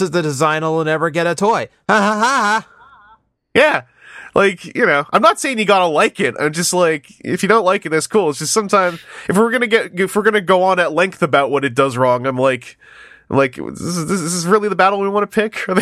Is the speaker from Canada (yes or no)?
yes; Canada; as a Canadian